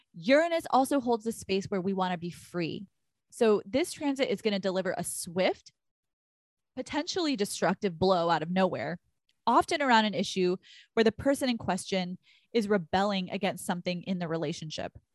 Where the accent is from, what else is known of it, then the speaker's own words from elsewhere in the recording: Texas, United States; moved away; we are originally from Texas